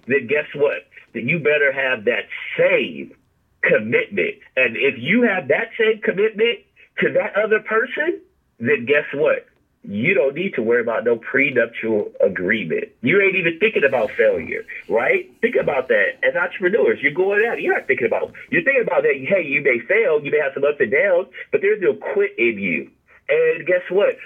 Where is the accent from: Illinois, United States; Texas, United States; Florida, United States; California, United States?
California, United States; I'm from California